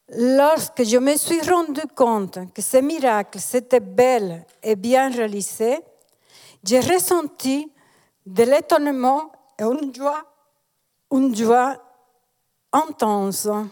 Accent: Dominican Republic; moved away as an adult; now in Switzerland; Je suis née et j'ai grandi en République dominicaine jusqu'à l'âge de 33 ans

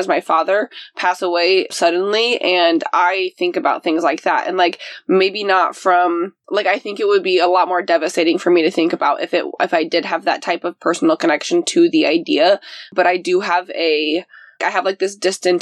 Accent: Cumberland, Indiana, United States; moved away; I'm like in Cumberland, Indiana. I'm exactly in my hometown

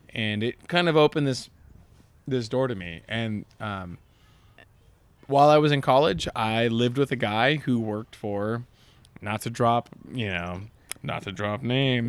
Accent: Southern California, United States; also born or lived in Long Beach, California; growing up in Southern California in the early 2000s

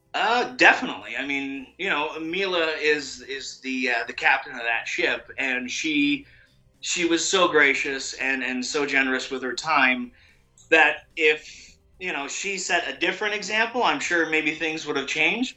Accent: Canada; I'm Canadian

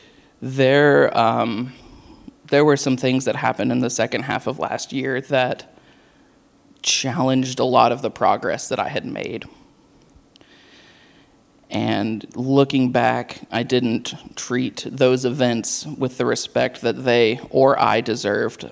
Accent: Knoxville, Tennessee, United States; moved away as an adult; also born or lived in Murfreesboro, Tennessee; I was born and raised in Knoxville.

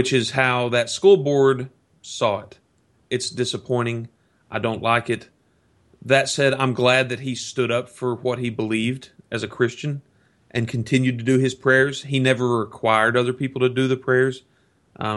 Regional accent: the South, United States; growing up in the South

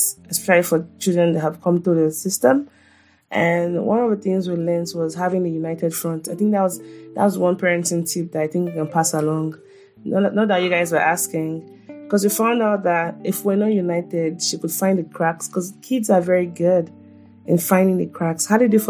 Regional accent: Nigeria; I'm just a Nigerian mom

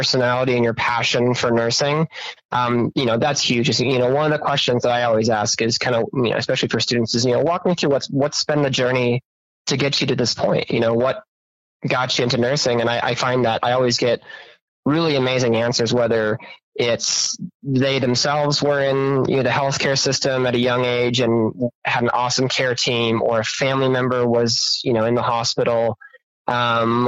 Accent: Minneapolis, Minnesota, United States; moved away as an adult; now in Boise, United States; I'm from the Twin Cities, and that has more people in the metro area than the entire state of Idaho

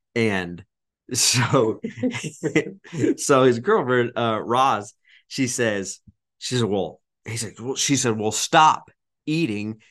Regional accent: Arkansas, United States; I'm from Arkansas

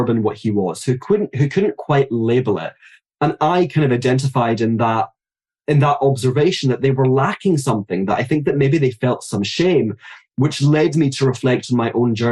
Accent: Glasgow, Scotland, United Kingdom; moved away as an adult; I grew up in Glasgow and I lived there actually the vast majority of my life.

